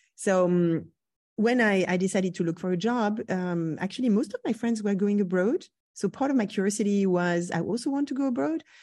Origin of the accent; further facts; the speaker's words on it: Brittany, France; moved away; I grew up in Brittany.